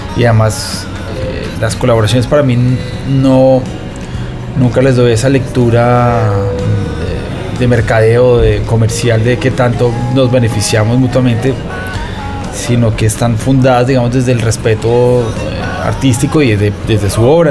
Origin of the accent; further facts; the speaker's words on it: Colombia; en Colombia, el que nació en los 80s o en los 70s, yo nací en los 80s, el 85